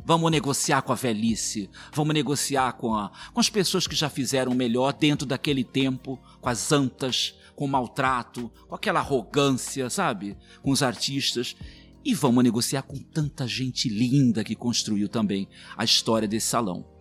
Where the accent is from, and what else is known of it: Mato Grosso, Brazil